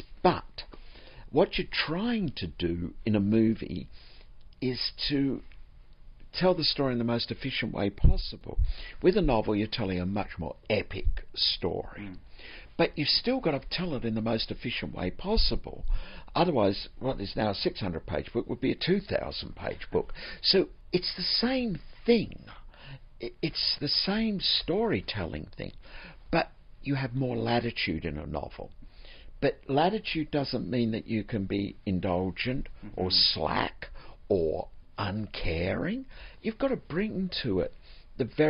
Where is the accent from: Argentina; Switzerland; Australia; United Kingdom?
Australia; moved away as an adult; also born or lived in Florida, United States; Growing up in Australia, which is a strange place to grow up